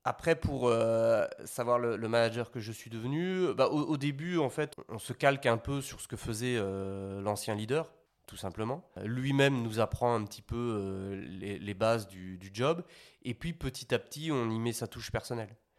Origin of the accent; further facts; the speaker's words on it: Belgium; moved away as an adult; now in Paris, France; je viens de Belgique à la base. J'avais fait mes études là-bas